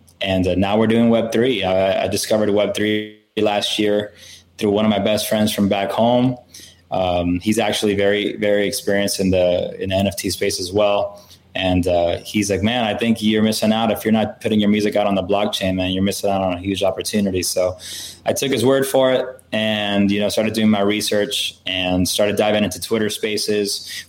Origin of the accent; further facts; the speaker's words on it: Miami, Florida, United States; moved away as an adult; now in Nashville, United States; I was born and raised in Miami, Florida, lived there my whole life until I moved to Nashville in 2011.